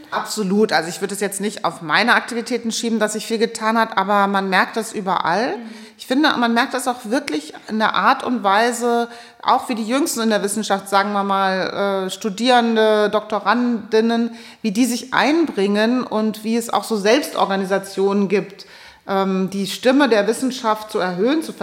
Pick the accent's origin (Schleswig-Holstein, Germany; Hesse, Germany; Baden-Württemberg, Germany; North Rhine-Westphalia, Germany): Hesse, Germany; wie komme ich äh, als Hessin, wie komme ich da raus und fahre um die Meere?